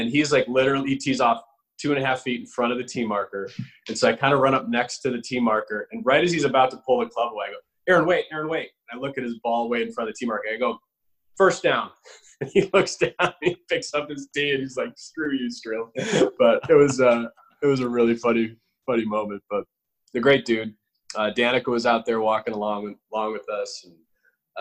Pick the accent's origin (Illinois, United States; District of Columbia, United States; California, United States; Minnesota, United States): Illinois, United States; Chicago